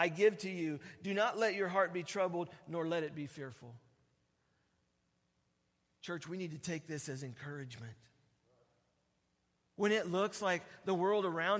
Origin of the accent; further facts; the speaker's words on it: Oregon, United States; I'm from Oregon